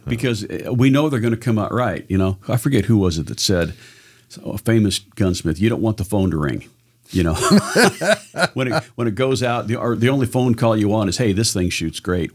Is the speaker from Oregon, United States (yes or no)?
yes; Southern Oregon, United States; I was born in Southern Oregon.